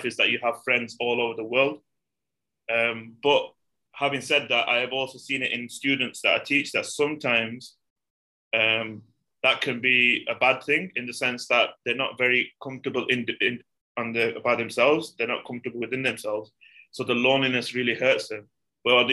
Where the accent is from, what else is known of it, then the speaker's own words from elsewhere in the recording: United Kingdom; I'm from the UK